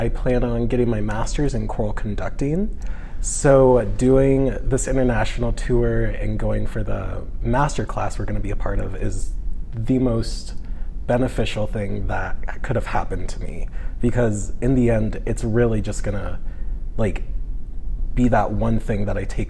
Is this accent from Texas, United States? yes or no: yes; Fort Worth, Texas, United States; moved away as an adult; I am actually from Fort Worth, Texas. So I came up here to study music composition